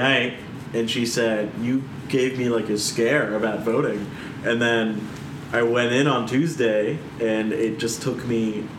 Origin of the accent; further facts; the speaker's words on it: Northern Virginia, United States; I'm very proud of my home district, because so I grew up in the Virginia 10th.